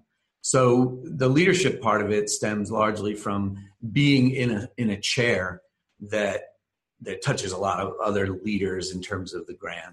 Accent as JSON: {"language": "English", "region": "New Jersey", "country": "United States", "moved": "as an adult", "lives_now": "Lynchburg, United States", "said": "I'm originally from New Jersey, and I ended up in Lynchburg via Lynchburg College"}